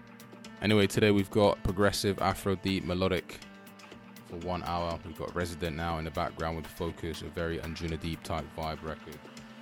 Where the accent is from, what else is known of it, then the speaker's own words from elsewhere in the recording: Italy; now in London, United Kingdom; it's gonna be a fun time here in Italy, my home country. Of course, I was born here in Italy. For those of you that don't know, parlo italiano.